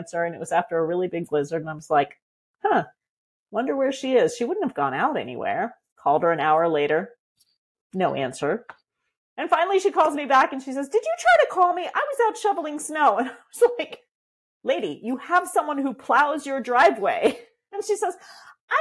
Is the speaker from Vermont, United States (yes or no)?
yes; Vermont, United States; moved away as an adult; also born or lived in Michigan; I've moved back east to where I'm from, to Vermont. I grew up in Vermont